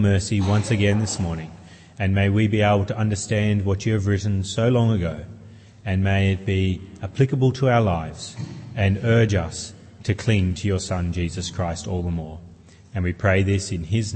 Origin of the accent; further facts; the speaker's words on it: New South Wales, Australia; also born or lived in Queensland; when I was 5, 6 years of age, we moved from Queensland, where I was born, to New South Wales. And I went to a new school